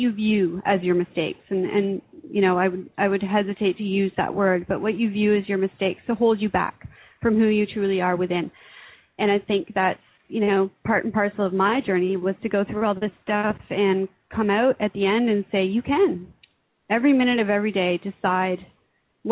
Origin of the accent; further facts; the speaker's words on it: Canada; I'm an author from Canada